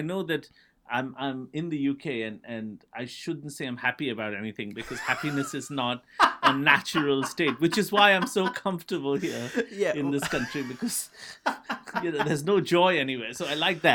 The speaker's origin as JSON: {"language": "English", "country": "India", "tie": "born or raised there", "said": "So I grew up in India in the 1980s, where for whatever reason, it was a handful of British bands that kind of ruled our psyche."}